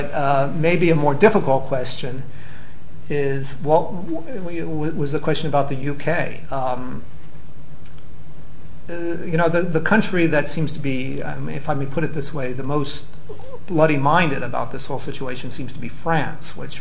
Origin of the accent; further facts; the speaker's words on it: United States; as an American